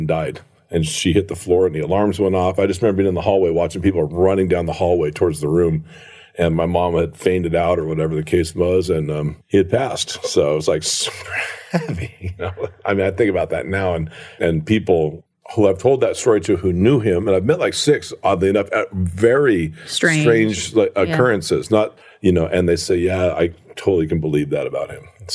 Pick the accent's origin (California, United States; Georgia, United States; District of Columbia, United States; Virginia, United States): California, United States; Encinitas; also born or lived in Garden Grove, California / Fallbrook, California; Then I moved over to Encinitas, California, where I would say typically I would consider my hometown because I spent most of my time there